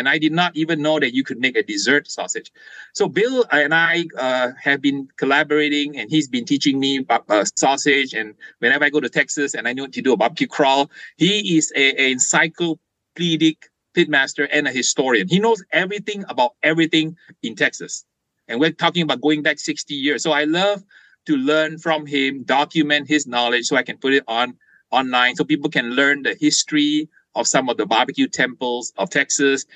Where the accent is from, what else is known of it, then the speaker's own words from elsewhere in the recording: Malaysia; now in California, United States; I was born in Malaysia